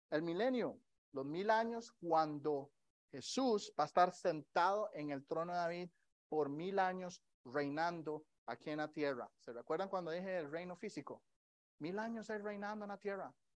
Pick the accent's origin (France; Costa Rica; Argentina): Costa Rica; now in Kansas City, United States; yo crecí en Costa Rica. En Costa Rica la mayoría de nosotros crecemos en el catolicismo